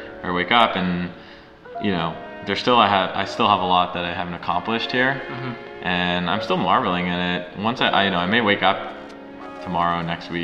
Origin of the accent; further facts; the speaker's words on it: Montreal, Quebec, Canada; moved away as an adult; I'm originally from Montreal, Canada